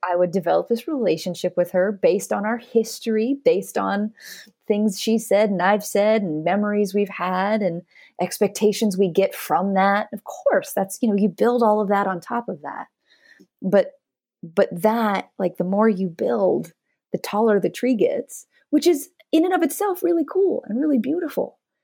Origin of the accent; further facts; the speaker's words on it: the Northwest, Pacific Northwest, United States; moved away; also born or lived in Los Angeles, United States; I grew up in the Northwest, and I'd never actually seen a live palm tree before.